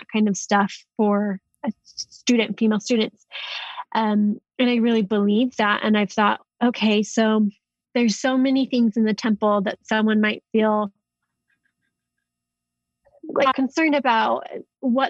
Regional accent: Salt Lake City, Utah, United States; I'm predominantly from Salt Lake City, Utah.

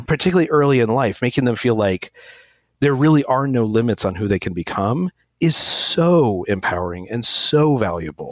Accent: Albuquerque, New Mexico, United States; moved away as an adult; also born or lived in Egypt; I was born in Albuquerque, New Mexico

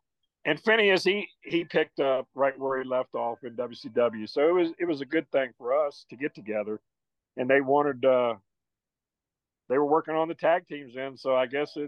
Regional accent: the South, United States; Gary, you know, we are from the South in the country, and our pigs are stump broke.

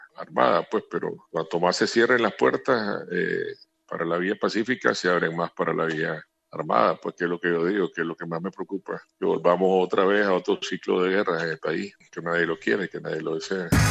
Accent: Nicaragua; en mi país

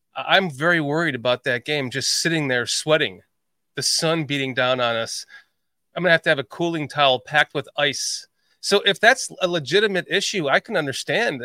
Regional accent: Chicago, Illinois, United States; also born or lived in Atlanta area, Georgia; now in Atlanta, United States; I live in a very humid area in the Atlanta area. I'm, after growing up in Chicagoland

